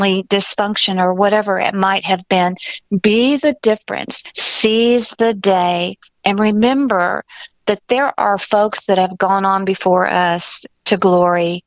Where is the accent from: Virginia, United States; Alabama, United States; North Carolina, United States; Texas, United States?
Texas, United States; Houston; I grew up in Houston since I was 5 years old